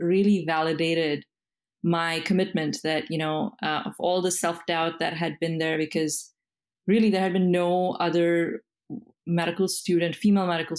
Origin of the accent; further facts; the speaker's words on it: India; moved away as an adult; now in United States; I am an immigrant. I was born and brought up in India